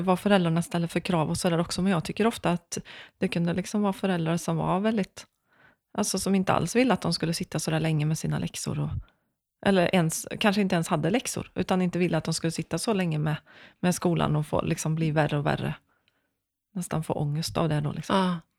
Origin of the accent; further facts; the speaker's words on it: Vara, Västra Götaland, Sweden; moved away as an adult; also born or lived in Skara; now in Gothenburg, Sweden; jag är från Vara